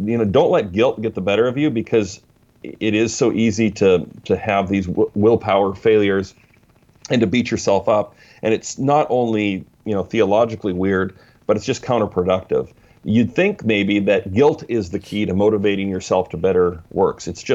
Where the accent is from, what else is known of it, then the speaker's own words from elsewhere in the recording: Canada; now in Vancouver, United States; I'm in Vancouver, not B.C., even though I'm Canadian originally, but I'm now down in the States, south of the border